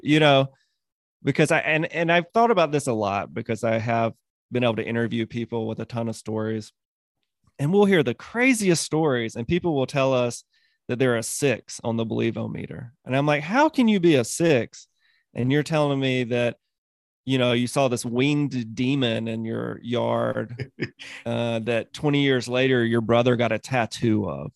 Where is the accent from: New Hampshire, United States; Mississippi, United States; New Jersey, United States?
Mississippi, United States; So I was ten, between ten and twelve, and I grew up in Mississippi.